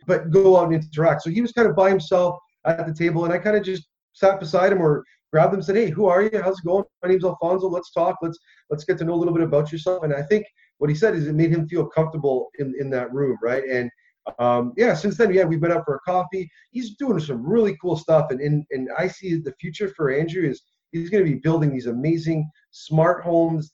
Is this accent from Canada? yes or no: yes; Hamilton, Ontario, Canada; a guy born and raised in Hamilton